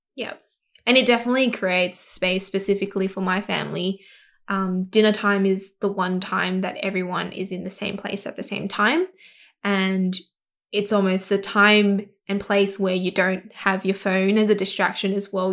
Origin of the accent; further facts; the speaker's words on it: Sydney, New South Wales, Australia; I grew up in Southwest Sydney in Kabramatta. Um, I was born here and grew up here for twenty-six years of my life